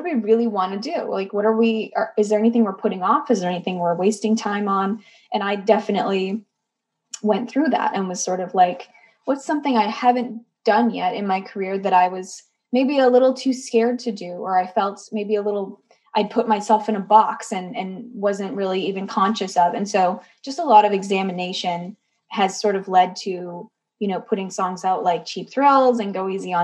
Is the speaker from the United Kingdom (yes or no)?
no; Canada; moved away as an adult; now in Nashville, United States; I'm Canadian